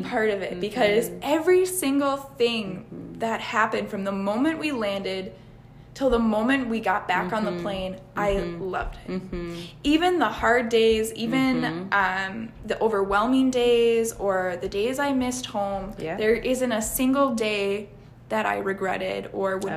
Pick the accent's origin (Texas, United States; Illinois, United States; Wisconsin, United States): Wisconsin, United States; I'm from Wisconsin